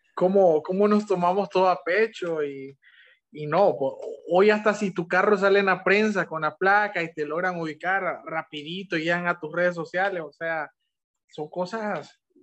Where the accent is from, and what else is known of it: Honduras